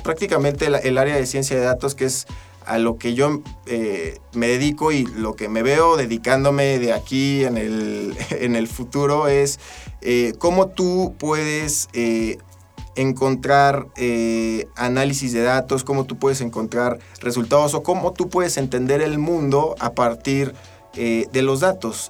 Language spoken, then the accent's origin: Spanish; Tula de Allende, Hidalgo, Mexico; also born or lived in State of Mexico; now in Aguascalientes, Mexico; Yo soy eh, originario de Hidalgo. yo nací en, Tula, de, Tula de Allende, Hidalgo.